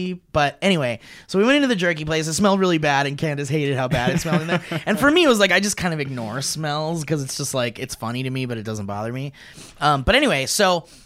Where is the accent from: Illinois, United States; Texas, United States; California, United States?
California, United States; Oxnard; I grew up in Oxnard